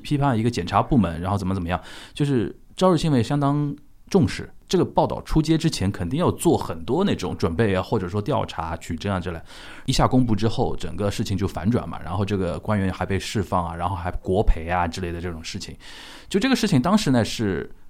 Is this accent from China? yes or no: yes; China; moved away as an adult; also born or lived in Japan / Shanghai; 作为一个中国人啊